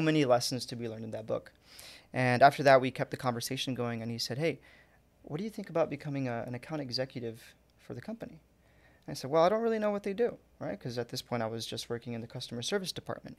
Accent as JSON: {"language": "English", "town": "Fountain Valley", "region": "California", "country": "United States", "tie": "born or raised there", "also_born_or_lived": "Anaheim / Santa Ana"}